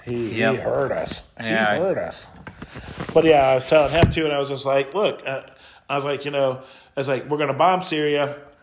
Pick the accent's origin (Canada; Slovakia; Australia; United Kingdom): Canada; My bad, I'm from Canada. Yeah. I was born in Canada.